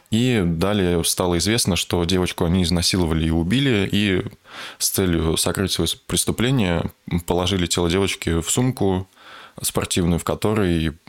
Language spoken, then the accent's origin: Russian; Kostroma, Kostroma Oblast, Russia; я понял, что вот такой ужас происходит ре- реально там, где ты рос сам.